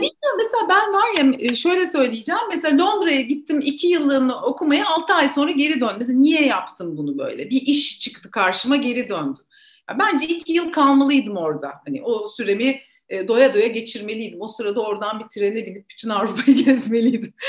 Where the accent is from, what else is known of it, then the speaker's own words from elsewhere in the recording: Ankara, Turkey; moved away as an adult; now in Istanbul, Turkey; ben Ankaralıyım.